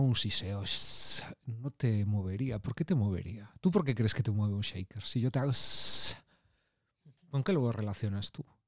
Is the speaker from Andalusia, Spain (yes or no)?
no; from a town on the Atlantic coast, Galicia, Spain; como buen chico peculiar gallego de un pueblo de la costa atlántica